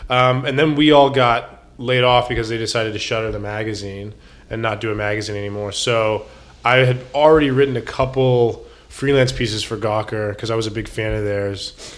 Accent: Tucson, Arizona, United States; moved away as an adult; also born or lived in Riyadh, Saudi Arabia / Greece; now in Los Angeles, United States; I was born in Tucson, and immediately after I was born, my family moved overseas.

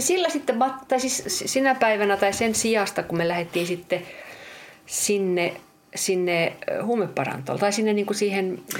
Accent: Finland; mä oon, mä oon Suomesta, että kyllä mä oon tottunut, että on kylmää

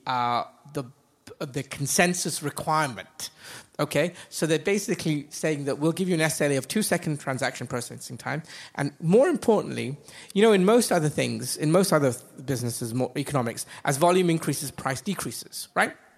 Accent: Dubai, United Arab Emirates; also born or lived in England / United States / Asia; I grew up in Dubai. Uh, my family has been here now 40 years, 42 years. So I went to school here.

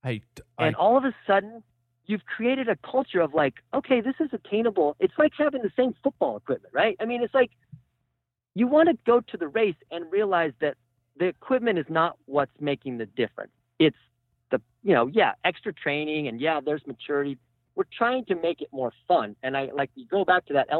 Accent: United States; moved away; the town that I grew up in Redoso

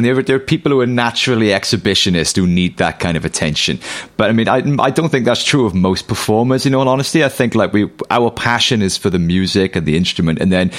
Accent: United Kingdom; we're British, you know, nobody wants you to succeed.

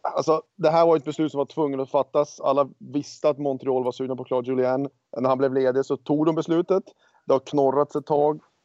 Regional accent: Örnsköldsvik, Västernorrland County, Sweden; also born or lived in Los Angeles; now in United States; hemma i Örnsköldsvik

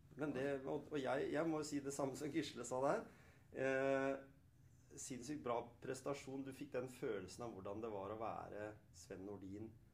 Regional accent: Skien, Telemark, Norway; Selv om jeg er oppvokst på Hjemsø i Skien

